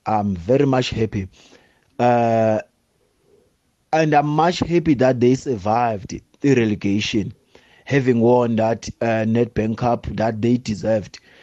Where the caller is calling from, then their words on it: Port Elizabeth, Eastern Cape, South Africa; I'm calling from Port Elizabeth